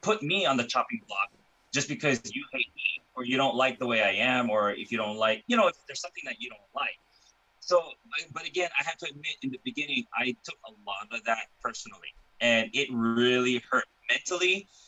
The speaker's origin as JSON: {"language": "English", "region": "Hawaii", "country": "United States", "tie": "born or raised there", "moved": "yes", "lives_now": "California, United States", "said": "I was born and raised in Hawaii"}